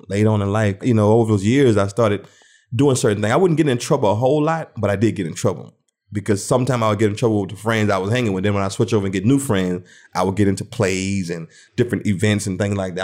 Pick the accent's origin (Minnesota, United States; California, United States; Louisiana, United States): Louisiana, United States; Thibodaux; also born or lived in New Orleans, Louisiana; moved out in Thibodeau, Louisiana, and started growing up out there